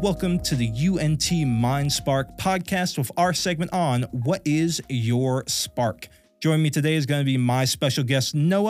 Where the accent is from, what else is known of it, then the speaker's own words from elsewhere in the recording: the South, United States; as another Southerner